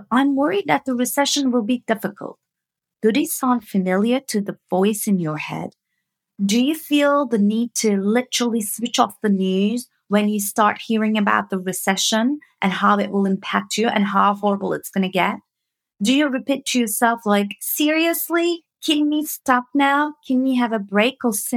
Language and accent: English; Turkey; moved away as an adult; now in United Kingdom; I'm coming from Turkey